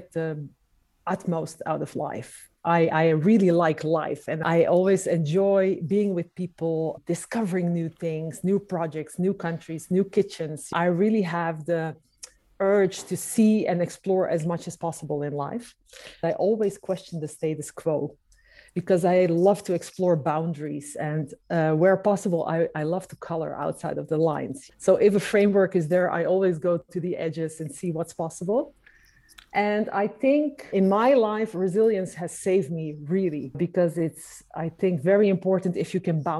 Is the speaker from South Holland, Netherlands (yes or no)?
no; Amsterdam, North Holland, Netherlands; I've been born and raised in Amsterdam